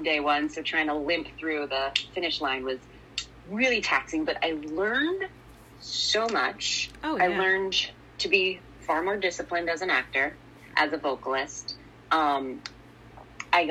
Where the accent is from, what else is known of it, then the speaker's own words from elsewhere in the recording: Sacramento, California, United States; I grew up in Sacramento, which is like hour and a half, 2 hours from San Francisco